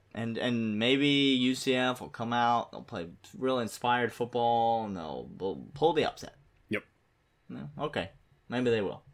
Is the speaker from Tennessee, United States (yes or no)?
yes; Nashville, Tennessee, United States; my hometown, Nashville, Tennessee.